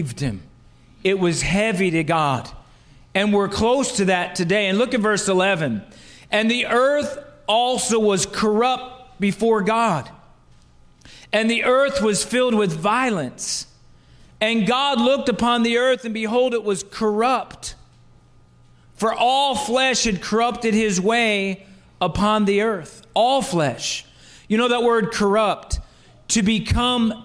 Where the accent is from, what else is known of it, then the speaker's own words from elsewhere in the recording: New Jersey, United States; I'm from South Jersey